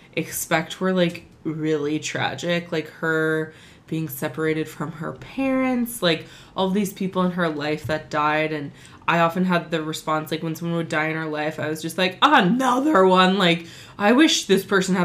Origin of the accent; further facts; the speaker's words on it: California, United States; We're from California. It's the way we talk.